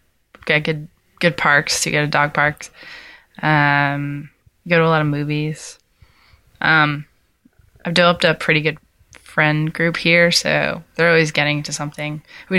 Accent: New York City, New York, United States; moved away as an adult; also born or lived in Connecticut; now in Memphis, United States; I am from New York City, born and raised in Queens, New York. Went to school, college and grad school in Connecticut, Sacred Heart University. Moved to Memphis 2 years ago.

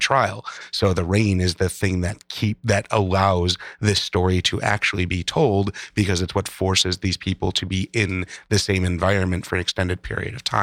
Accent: Midwest, United States; being a Midwesterner

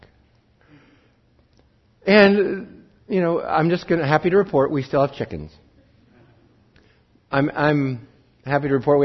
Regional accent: Wheatland County, Montana, United States; I grew up in Wheatland County, and the school that was closest to us, our rivals in football, their mascot was the sheep herders

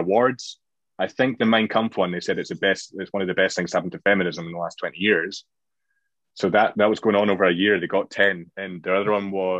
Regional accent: Scotland, United Kingdom; being Scottish

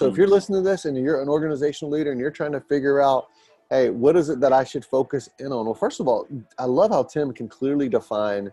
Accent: Atlanta, Georgia, United States; now in Pennsylvania, United States; I'm originally from Atlanta

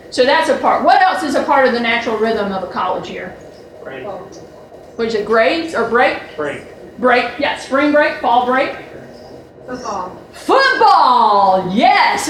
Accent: Georgia, United States; I'm from Georgia.

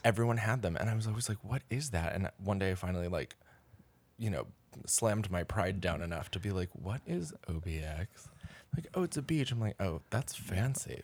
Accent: Pennsylvania, United States; moved away as an adult; now in New York City, United States; I am from Pennsylvania

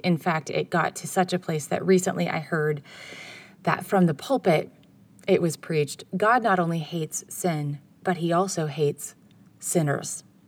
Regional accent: United States; I'm from America

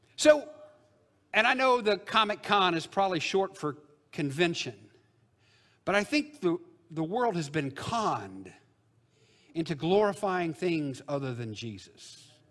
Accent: Illinois, United States; the Baptist church I grew up in Illinois.

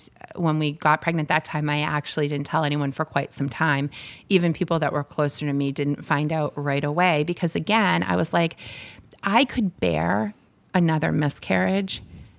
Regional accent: Barrington, New Hampshire, United States; we were living in southern New Hampshire. And I'm from Barrington.

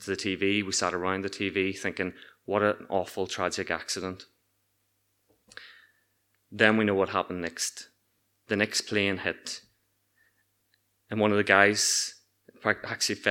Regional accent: Ireland; moved away as an adult; also born or lived in Newark; we were commonly known as the Irish kids

